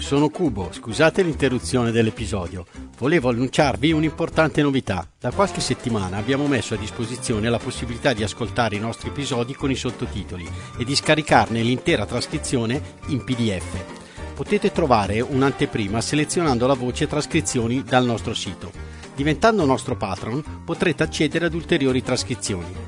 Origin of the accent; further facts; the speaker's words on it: Italy; io sono già italiano, mm. eh, eh gi- giusto, perché sono nato in Italia